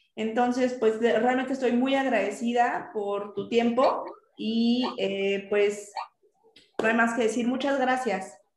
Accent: Mexico; estamos nosotros acostumbrados en México

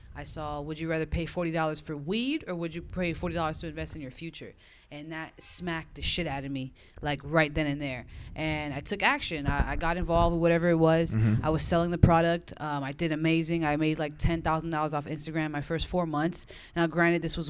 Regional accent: Orlando, Florida, United States; moved away as an adult; also born or lived in Queens, New York / Fort Lauderdale, Florida / Miami, Florida; now in Los Angeles, United States; I was born in New York, Queens, New York, raised in Orlando, Florida.

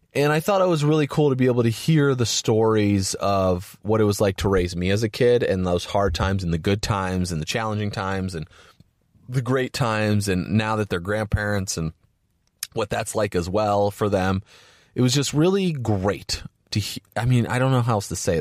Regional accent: Valparaiso, Indiana, United States; Valparaiso, Indiana, where I grew up, my hometown

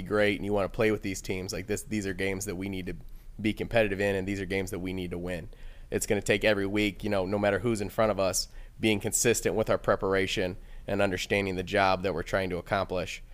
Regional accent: Monroe, Michigan, United States; now in Midland, United States; I actually grew up in Monroe, Michigan, in Southeast Michigan

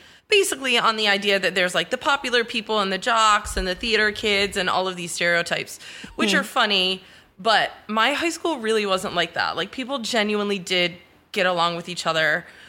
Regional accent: Michigan, United States; moved away as an adult; also born or lived in South Korea; now in Miami, United States; growing up in Michigan, I had a different experience because my dad is Cuban.

